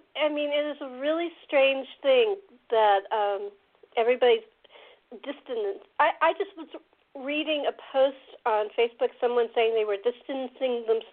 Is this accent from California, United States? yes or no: yes; Los Angeles, California, United States; I'm originally from Los Angeles